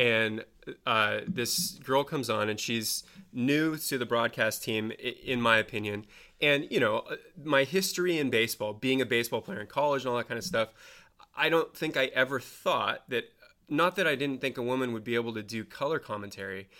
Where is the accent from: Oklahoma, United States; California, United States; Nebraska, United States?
California, United States; Marin County; I lucked into being born in and live in Marin County